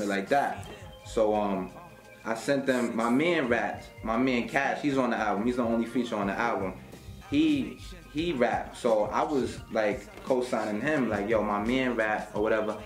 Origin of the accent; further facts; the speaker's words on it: upstate New York, United States; I'm not from Miami. I'm from New York, upstate New York